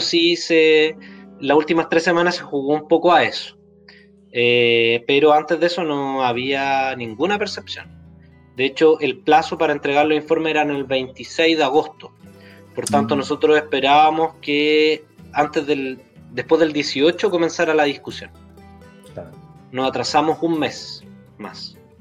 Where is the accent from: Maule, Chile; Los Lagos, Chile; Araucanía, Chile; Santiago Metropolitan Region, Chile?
Araucanía, Chile; Temuco; Yo soy de allá, de Temuco.